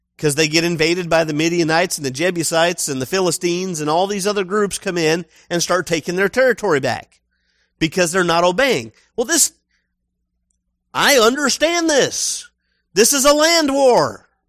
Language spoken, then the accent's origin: English; United States; I'm American